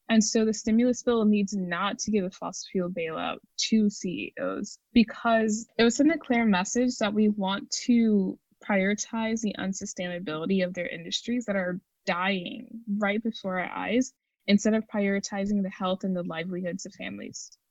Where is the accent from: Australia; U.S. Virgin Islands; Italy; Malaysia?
U.S. Virgin Islands; St. Croix; now in United States; I'm from St. Croix, the United States Virgin Islands